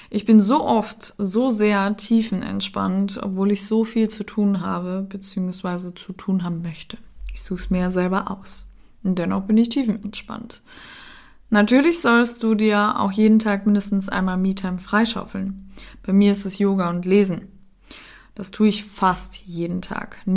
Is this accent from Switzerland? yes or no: no; Cologne, North Rhine-Westphalia, Germany; dann die Familie von meinem ähm, Freund wohnt in der Nähe von Hamburg, dann dies und dann das und wir sind ja aus Köln und dadurch waren wir halt viel unterwegs.